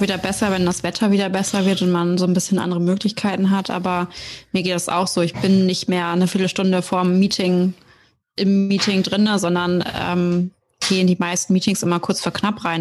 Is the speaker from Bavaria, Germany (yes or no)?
no; Oldenburg, Lower Saxony, Germany; bin 28 Jahre alt und komme aus Oldenburg.